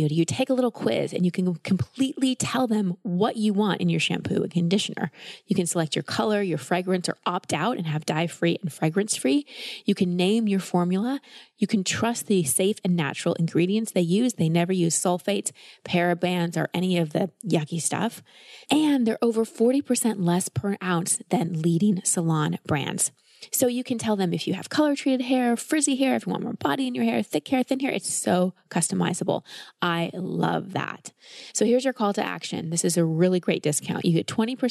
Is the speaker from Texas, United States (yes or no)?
yes; Texas, United States; Growing up in Texas as a woman, hair is a big deal.